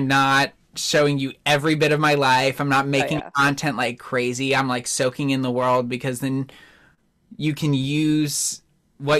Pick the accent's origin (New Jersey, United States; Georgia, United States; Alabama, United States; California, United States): New Jersey, United States; moved away; I grew up in New Jersey